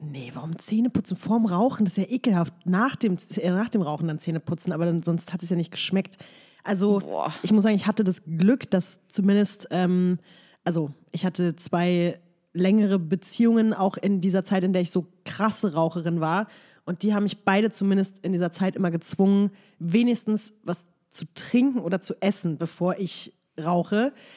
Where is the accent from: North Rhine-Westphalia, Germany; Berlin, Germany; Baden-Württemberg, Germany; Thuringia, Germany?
Berlin, Germany; in meiner Heimatstadt